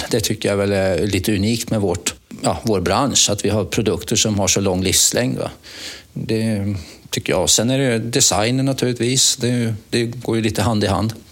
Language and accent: Swedish; Mariestad, Västra Götaland, Sweden; moved away; det började med att jag flyttade upp från Mariestad för eh, det är 42 år sedan, så det är några år sedan.